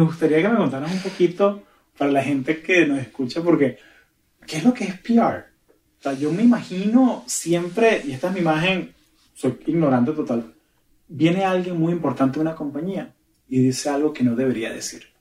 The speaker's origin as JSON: {"language": "Spanish", "region": "Florida", "country": "United States", "tie": "born or raised there", "also_born_or_lived": "Portland", "moved": "as an adult", "said": "crecí en, Florida"}